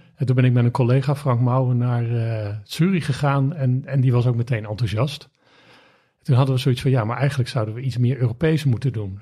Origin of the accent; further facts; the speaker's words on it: Rijswijk, South Holland, Netherlands; opgegroeid in Rijswijk